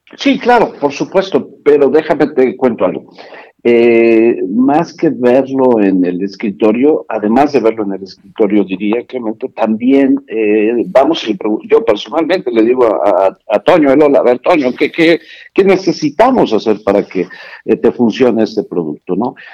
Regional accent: State of Mexico, Mexico; Yo soy originario del Estado de México, vivo aquí en Toluca

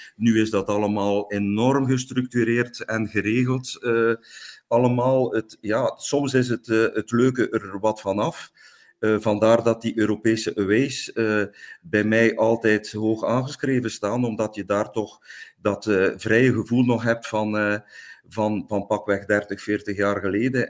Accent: Langemark, Flanders, Belgium; ik ben afkomstig van Langemark, op 9 kilometer van Ieper

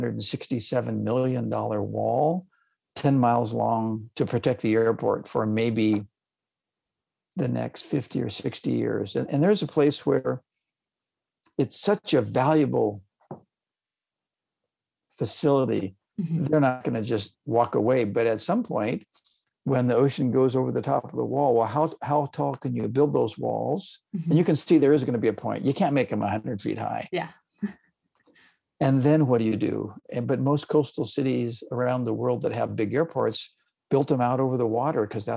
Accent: Southern California, United States; now in Santa Cruz, United States; I grew up in Southern California

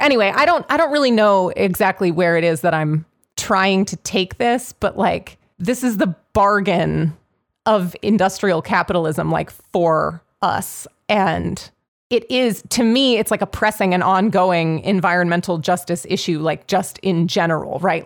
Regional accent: Pittsburgh, Pennsylvania, United States; Pittsburgh, like, I grew up in Pittsburgh. I live in Pittsburgh.

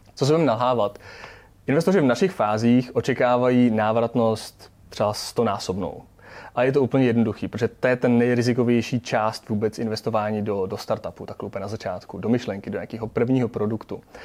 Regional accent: Czechia; jsme Češi

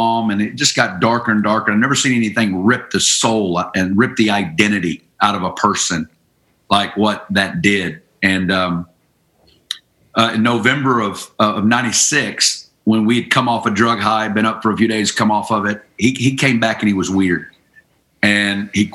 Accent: Northwest Arkansas, United States; moved away as an adult; also born or lived in Kansas City; I'm originally from Northwest Arkansas, and you know, I grew up good family

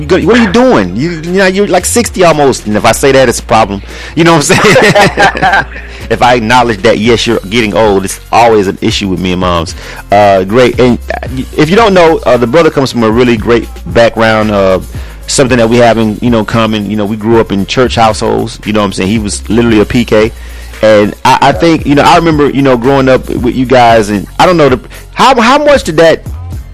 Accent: Panama City, Florida, United States; my hometown, Panama City, Florida.

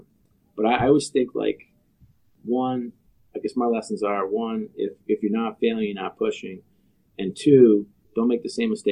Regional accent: New York, United States; Born and bred in New York

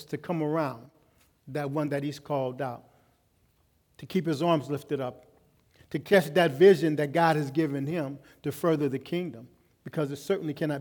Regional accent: Los Angeles, California, United States; growing up in Los Angeles

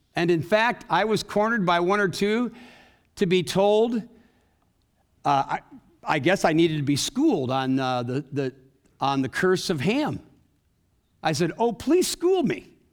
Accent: Waterloo, Iowa, United States; I grew up in Waterloo, Iowa

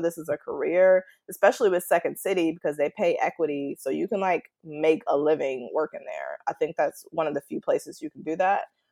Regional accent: West suburbs of Chicago, Illinois, United States; I grew up, like, in the West suburbs, so I was about a good ten minutes from Chicago, but we just say Chicago just because we're so close.

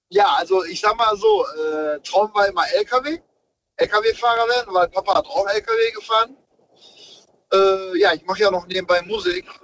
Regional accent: Dortmund, North Rhine-Westphalia, Germany; Ich komme ursprünglich aus Dortmund, bin aber gerade unterwegs.

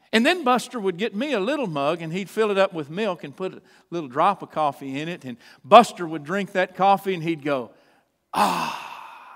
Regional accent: Chandler, Texas, United States; also born or lived in Troup, Texas; I was born in the little town where I grew up, the little town of Chandler, Texas

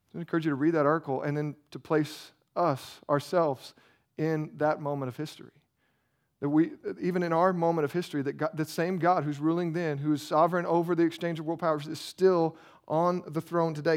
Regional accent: United States; we're American

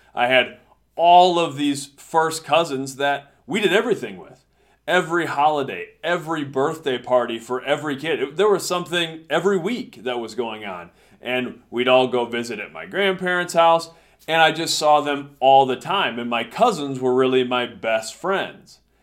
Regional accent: United States; got a chance to come back to my hometown, and started teaching here

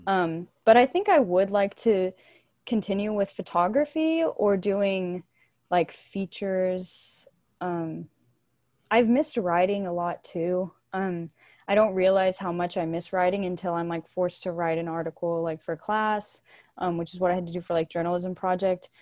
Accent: Bulverde, Texas, United States; moved away as an adult; now in San Marcos, United States; I'm from a little town right north of San Antonio called Bull Verde

